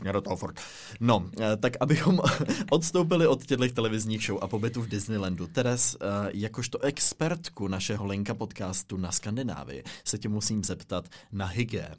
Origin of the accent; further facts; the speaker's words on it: Czechia; my všichni jako Češi